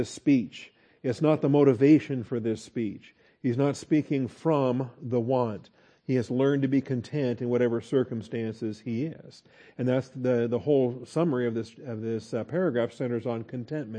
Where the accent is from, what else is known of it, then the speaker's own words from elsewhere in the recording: Texas, United States; we're from Texas and we understand get along. That's a particular thing here in Texas